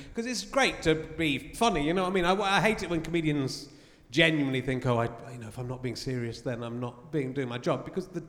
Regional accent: Cheddar, South West England, United Kingdom; when I was up from Cheddar for a Saturday afternoon

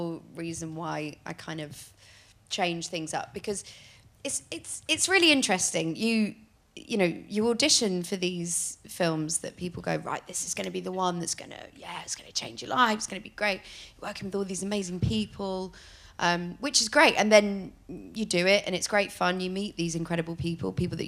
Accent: Hitchin, East of England, United Kingdom; also born or lived in Luton; I was raised near Hitchin, Bedford kind

